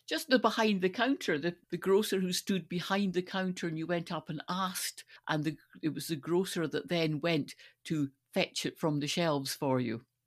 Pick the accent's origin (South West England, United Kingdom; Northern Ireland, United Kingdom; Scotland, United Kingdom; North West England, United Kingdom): Scotland, United Kingdom; Stirling; growing up in Stirling